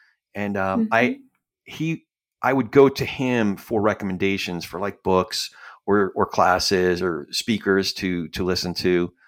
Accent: New Jersey, United States; And then by the time I was six, we moved out to Central New Jersey. So I grew up mostly in New Jersey. And you're probably way too young for this, but if you've ever heard the song … that's actually my hometown.

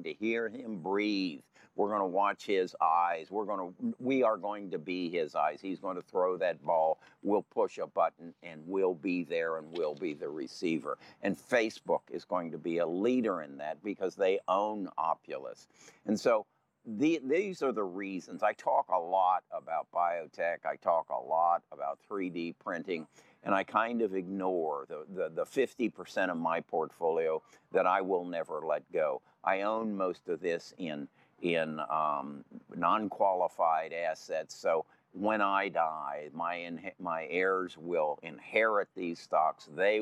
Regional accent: Indianapolis, Indiana, United States; I was born here in Indianapolis

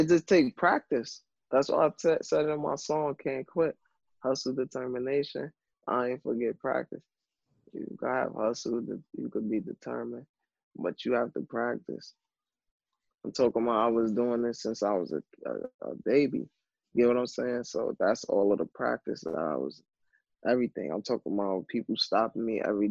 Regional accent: New York City, New York, United States; I'm coming from Brooklyn.

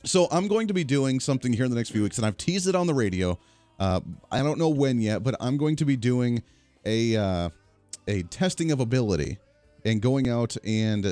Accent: Colorado, United States; now in Kansas, United States; growing up in Colorado

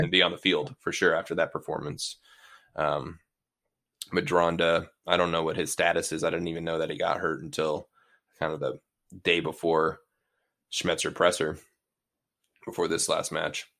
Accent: Seattle, Washington, United States; also born or lived in Bainbridge Island, Washington; I'm from Ballard High School

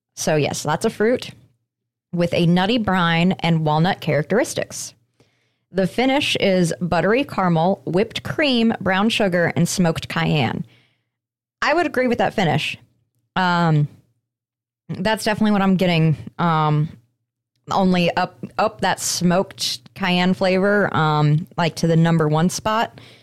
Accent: Colorado, United States; moved away; a company based out of Colorado. Uh, it is right there from my home state

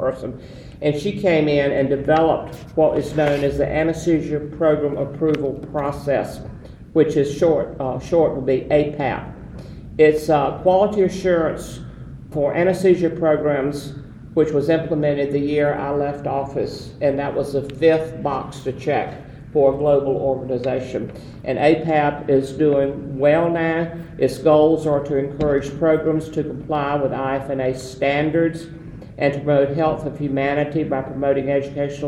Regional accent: the South, United States; some people would say English wasn't my first language either, coming from the South

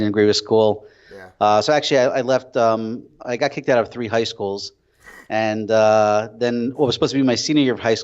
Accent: Passaic, New Jersey, United States; moved away as an adult; now in Israel; I was actually born and raised in Passaic, New Jersey, which is in North Jersey, about 10 minutes from Lincoln Tunnel. I grew up there till I guess I was about 18

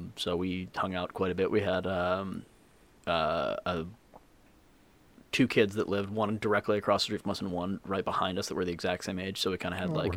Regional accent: Southfield, Michigan, United States; moved away as an adult; also born or lived in Boston / Chicago; I was born in Southfield, Michigan

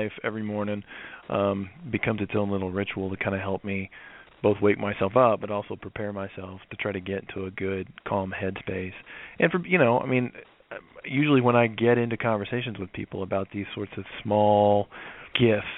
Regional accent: the South, United States; I grew up in the South and I grew up in an evangelical Christian church

